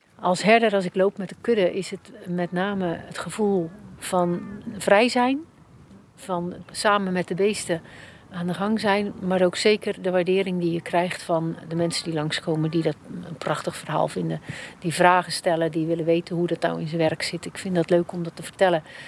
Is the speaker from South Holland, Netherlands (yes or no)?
yes; Rotterdam, South Holland, Netherlands; now in Cadzand, Netherlands; Van oorsprong ben ik van Rotterdam